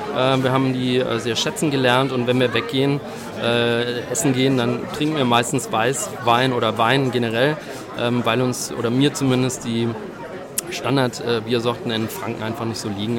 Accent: Wallonia, Belgium; first language German; moved away as an adult; now in Marktbreit, Germany; ich komme aus Belgien ursprünglich, wohne aber jetzt im schönen unterfränkischen Markt Breit

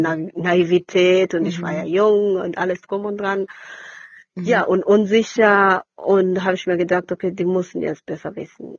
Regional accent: Kenya; now in Pulheim, Germany; ich bin gebürtige Kenianerin

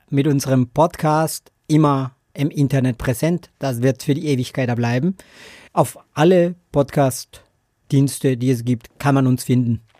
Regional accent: Colombia; German is a second language; Ja, ich komme aus Kolumbien ursprünglich. Das hört man wahrscheinlich in meinen schönen Akzent, oder?

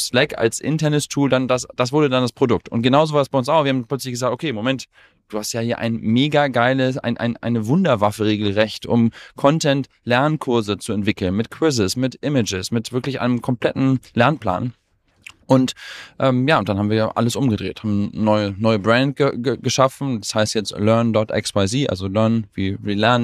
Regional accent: Germany; wir sind beide durchs deutsche Bildungssystem gegangen. Also mein Co-Founder und ich, wir sind beide Deutsche

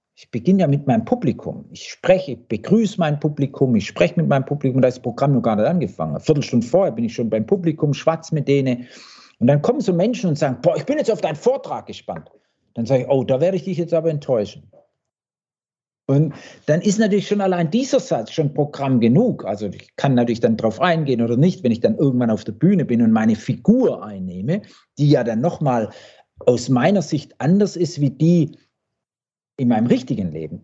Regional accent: Blaubeuren, Baden-Württemberg, Germany; also born or lived in Wippingen; das ist ja mein Blaubeuren und Wippingen, wo ich groß geworden bin

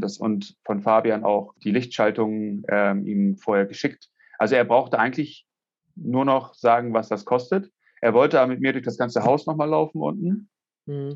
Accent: Hamburg, Germany; ich komme aus Hamburg, wie man das vielleicht auch hört

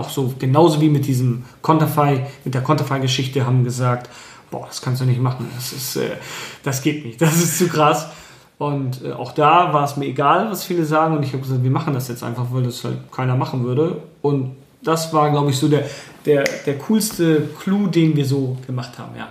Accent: Bremen, Germany; Ich bin selber auch dort in der Nähe aufgewachsen

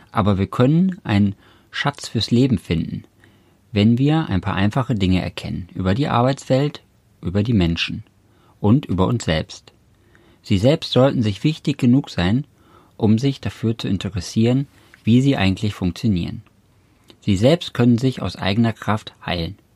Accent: Cologne, North Rhine-Westphalia, Germany; weil ich äh, langfristig gesehen nach Köln ziehen wollte, weil ich gebürtig aus Köln komme und deswegen immer wieder zurück nach Hause wollte sozusagen

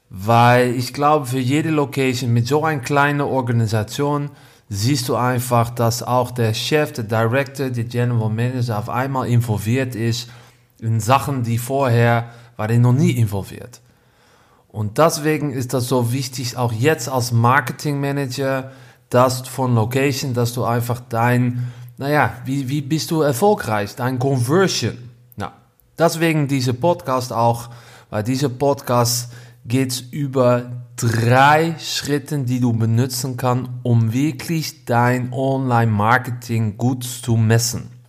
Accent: Netherlands; German is a second language; Ich bin Holländer.

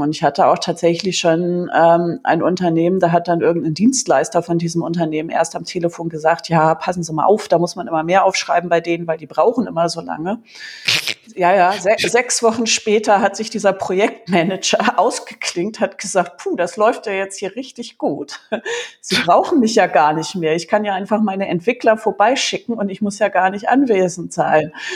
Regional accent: Germany; bei uns in Deutschland

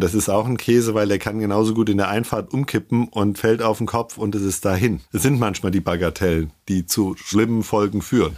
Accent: Hesse, Germany; now in Ingolstadt, Germany; ich bin Hesse

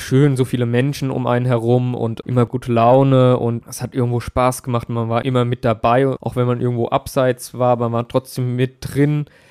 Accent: Aschaffenburg, Bavaria, Germany; Ich musste damals Aschaffenburg und meine Heimat neu erkunden

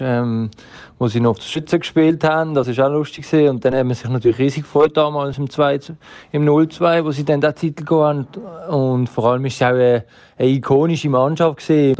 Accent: Basel, Basel-Stadt, Switzerland; als Basler

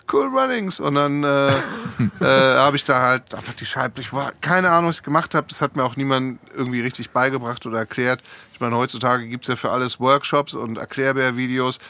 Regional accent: Hamburg, Germany; moved away as an adult; also born or lived in Essen / California; now in Frankfurt, Germany; ich bin äh, geboren in einer Stadt, zu der ich eigentlich gar keinen Bezug habe, in Essen. Mhm. Äh, das sind meine Eltern dann aber weggezogen, bevor ich angefangen habe, Erinnerungen zu machen, die äh, hängen bleiben. Und dann bin ich in Hamburg aufgewachsen

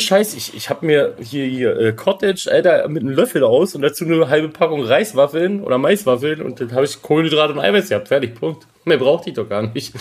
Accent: Kassel, Hesse, Germany; now in Switzerland; bei uns in Kassel, wo ich ursprünglich herkomme

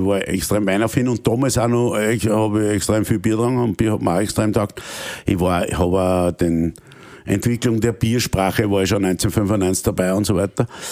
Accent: Austria; als Österreicher

